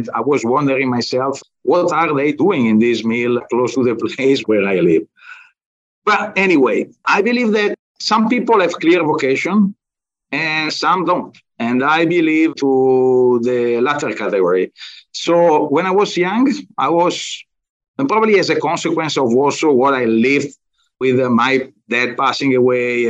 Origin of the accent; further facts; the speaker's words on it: Bergamo, Lombardy, Italy; moved away as an adult; now in United States; I was born in Bergamo. Bergamo is a nice town close to Milan